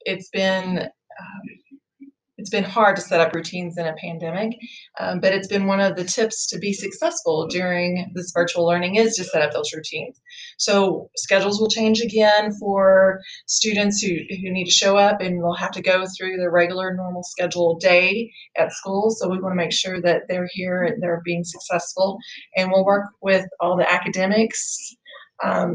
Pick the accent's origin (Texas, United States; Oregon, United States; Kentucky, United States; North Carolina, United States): Kentucky, United States; Bullitt County; I grew up here in Bulloit County, so I'm excited to continue to work here